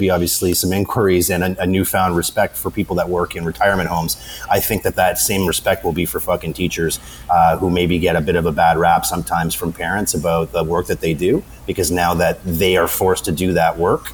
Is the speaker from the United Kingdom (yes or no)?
no; Toronto, Ontario, Canada; I grew up in Toronto, so it's pretty multi fucking cultural society